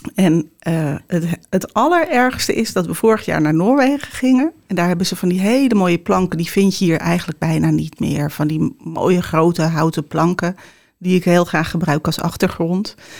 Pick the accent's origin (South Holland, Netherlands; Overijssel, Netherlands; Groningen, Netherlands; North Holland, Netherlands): North Holland, Netherlands; Heerhugowaard; also born or lived in Amsterdam / Obdam; mijn opa zat altijd langs de waterkant te vissen in Herengewaard, waar ik vandaan kom